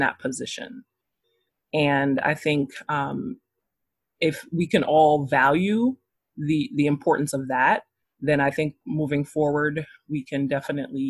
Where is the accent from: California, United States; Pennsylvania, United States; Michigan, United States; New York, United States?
New York, United States; New York City; now in North Carolina, United States; I am originally from Brooklyn, New York. I currently live in North Carolina